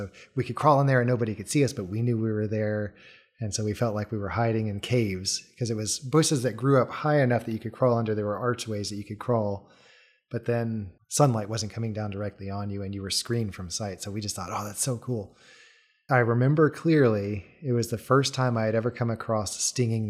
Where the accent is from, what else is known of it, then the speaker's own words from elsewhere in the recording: Germany; I have a younger brother, Matthew, and we were always playing together. We grew up some in Germany.